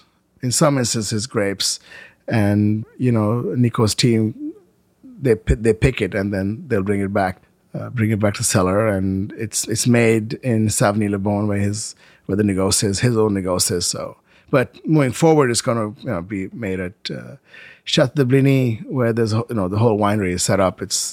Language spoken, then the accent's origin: English; India; You know, it's like all my life I came from India. You know, there was nothing taken for granted.